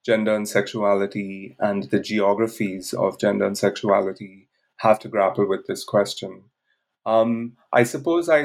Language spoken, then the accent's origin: English; India; moved away as an adult; also born or lived in Bangalore; I grew up in India, where I lived till the age of 23